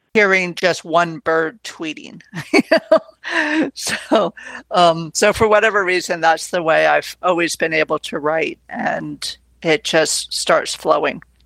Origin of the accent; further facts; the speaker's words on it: Connecticut, United States; I was growing up in Connecticut